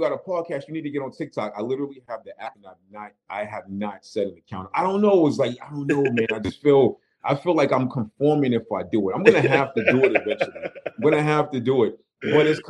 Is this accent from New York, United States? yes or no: yes; New York City, New York, United States; I was born and raised in Crown Heights, right on Crown and Schenectady